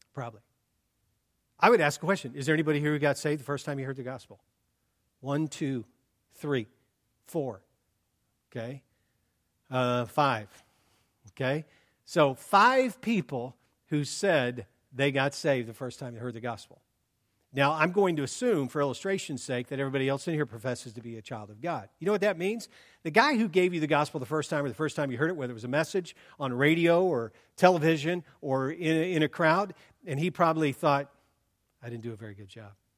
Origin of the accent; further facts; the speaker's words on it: Columbus, Ohio, United States; now in Oregon, United States; born and raised in Columbus